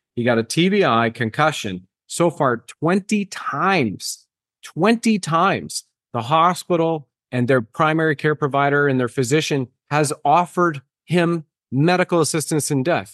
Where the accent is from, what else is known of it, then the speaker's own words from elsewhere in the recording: Canada; I can definitely speak as a Canadian